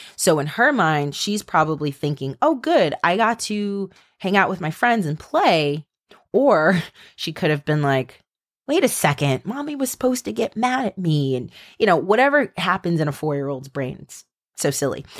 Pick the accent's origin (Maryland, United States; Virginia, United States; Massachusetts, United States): Maryland, United States; you guys know I'm from Maryland